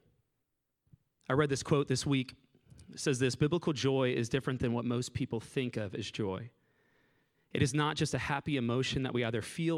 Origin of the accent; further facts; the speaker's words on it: Southwest Florida, United States; moved away; I'm from Southwest Florida